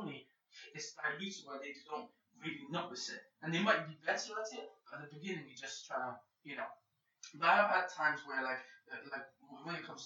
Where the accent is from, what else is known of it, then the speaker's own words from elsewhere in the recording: Tangier, Tanger-Tetouan-Al Hoceima, Morocco; moved away; That's where I was born in Morocco.